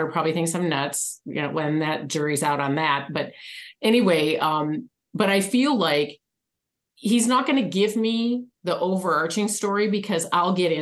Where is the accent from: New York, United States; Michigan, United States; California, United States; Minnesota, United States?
Michigan, United States; now in Arizona, United States; I was raised in Michigan